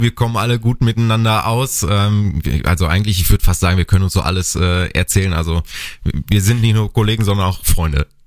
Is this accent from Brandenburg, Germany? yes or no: no; North Rhine-Westphalia, Germany; moved away as an adult; now in Bad Kreuznach, Germany; bei uns in Ostwestfalen